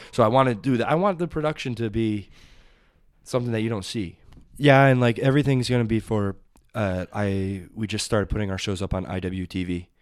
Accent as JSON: {"language": "English", "town": "Southampton", "region": "Massachusetts", "country": "United States", "tie": "born or raised there", "lives_now": "East Hampton, United States", "said": "I grew up in Southampton"}